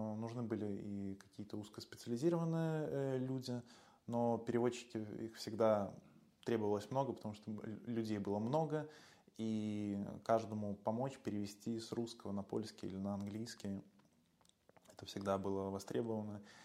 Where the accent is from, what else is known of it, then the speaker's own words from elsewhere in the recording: Belarus; now in Warsaw, Poland; я, родом из Беларуси